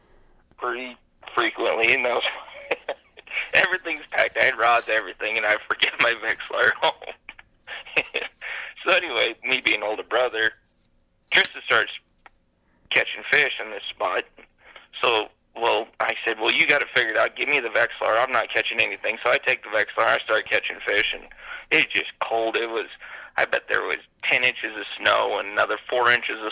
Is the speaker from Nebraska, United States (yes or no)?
yes; Sandhills, Nebraska, United States; Growing up in the Sandhills